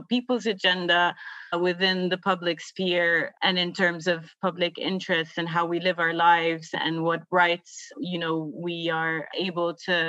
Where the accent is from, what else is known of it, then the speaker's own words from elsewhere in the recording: Palestine; now in Dublin, Ireland; I'm from Palestine, but I am currently based in Dublin. Growing up in Palestine